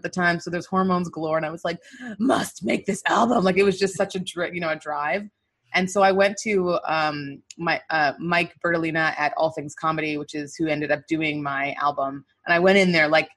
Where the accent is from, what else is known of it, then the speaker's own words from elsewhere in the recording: Winnipeg, Manitoba, Canada; moved away as an adult; also born or lived in Nigeria; now in United States; in Winnipeg, my hometown